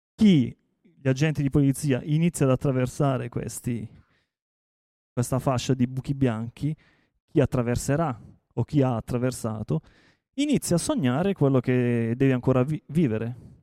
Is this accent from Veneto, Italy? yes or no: no; Taranto, Apulia, Italy; io sono di Taranto